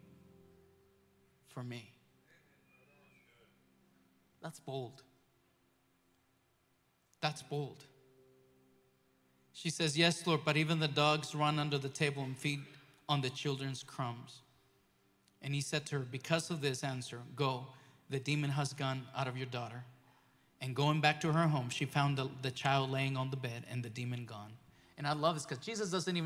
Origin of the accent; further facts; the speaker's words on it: Mexico; moved away; growing up in Mexico, in a nation that is mostly Catholic.